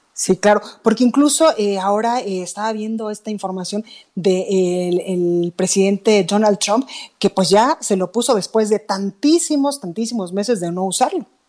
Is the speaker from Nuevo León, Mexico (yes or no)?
no; Jalisco, Mexico; moved away; mis paisanos